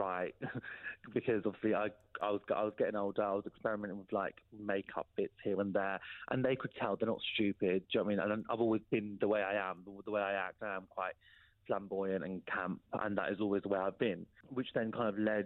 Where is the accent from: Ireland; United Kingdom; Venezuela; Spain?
United Kingdom; Peterborough, East of England; moved away as an adult; that's my hometown